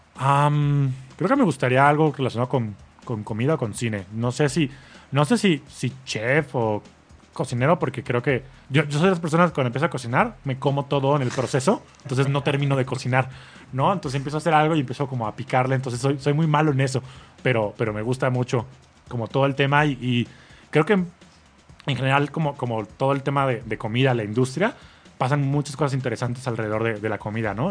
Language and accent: Spanish; Mexico; como mexicano